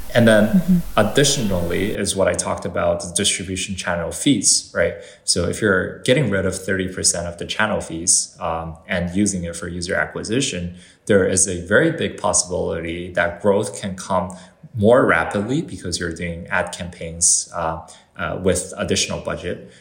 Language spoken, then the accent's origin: English; Canada; so I'm, I'm Canadian uh, when it comes to like where I grew up and where I, I was, uh, you know, raised